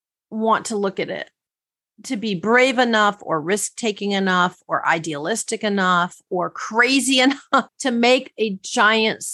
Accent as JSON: {"language": "English", "region": "Wisconsin", "country": "United States", "tie": "born or raised there", "said": "My sister and I used to actually try to make origami as children growing up in Wisconsin."}